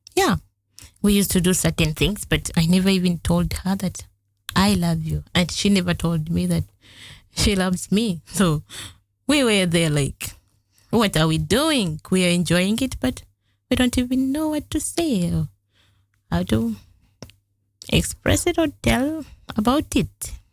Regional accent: Masaka district, Central Region, Uganda; moved away as an adult; now in Netherlands; I'm from Uganda. I was born in a family of three kids

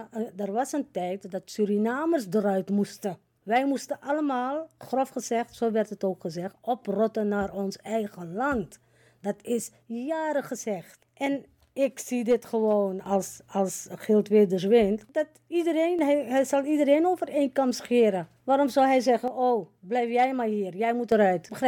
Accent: Netherlands; Het gaat om Nederlanders. Wij zijn Nederlanders.

